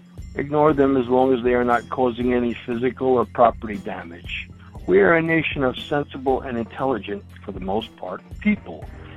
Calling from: New York, United States; I'm calling from Congress, New York.

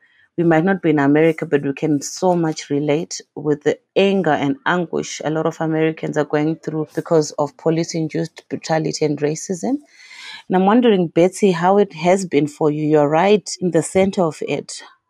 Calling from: Zimbabwe; I am talking from Zimbabwe and it's 1:13 p.m.

